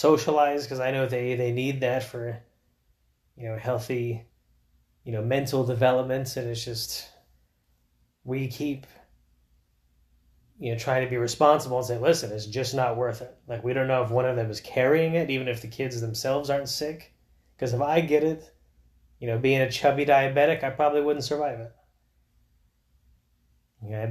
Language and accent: English; Florida, United States; I grew up in Florida